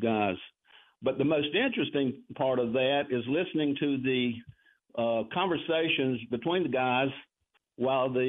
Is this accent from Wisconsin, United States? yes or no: no; Darlington, South Carolina, United States; now in Cross Hill, United States; I grew up in Darlington in the 50s and the 60s